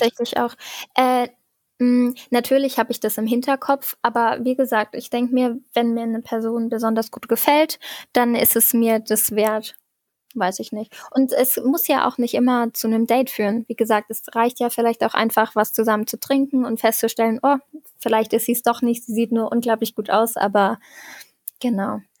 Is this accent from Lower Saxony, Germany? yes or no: no; Saarbrücken, Saarland, Germany; ich komme aus Saarbrücken